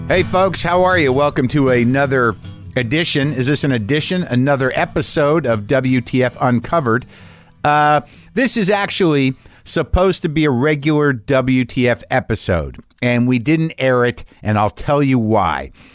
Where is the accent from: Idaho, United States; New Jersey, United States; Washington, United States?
New Jersey, United States; I'm from New Jersey